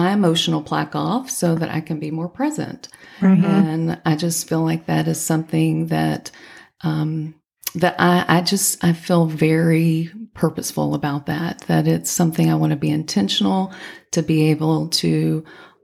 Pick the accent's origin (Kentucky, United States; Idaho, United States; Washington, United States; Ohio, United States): Kentucky, United States; Henderson; I grew up in Henderson, Kentucky, which is just 100 miles away from, you know, Clarksville